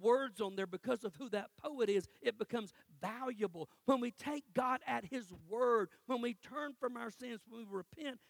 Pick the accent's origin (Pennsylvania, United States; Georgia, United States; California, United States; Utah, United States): Georgia, United States; Cordele; moved away; I'm in my hometown in Cordell